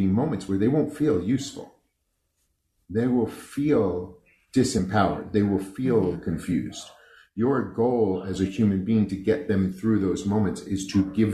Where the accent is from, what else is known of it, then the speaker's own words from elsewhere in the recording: New York City, New York, United States; I grew up on the East Coast in New York. I was born in Brooklyn to the type of Italian people that you see in movies